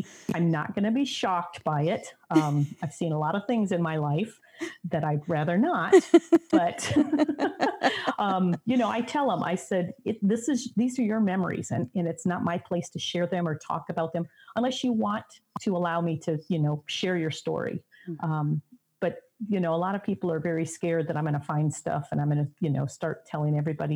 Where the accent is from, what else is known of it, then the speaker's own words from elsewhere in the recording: Michigan, United States; now in Indiana, United States; I'm originally from Michigan and grew up usually living near